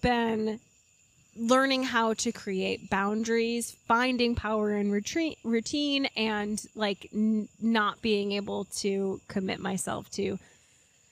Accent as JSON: {"language": "English", "region": "New York", "country": "United States", "said": "I am a New Yorker"}